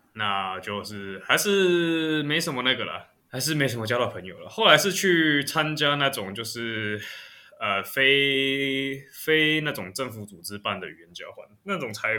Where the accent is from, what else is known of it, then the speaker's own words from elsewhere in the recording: Taiwan; 就是我在国外，我从来不会承认我是台，我从来不会讲我是台湾人。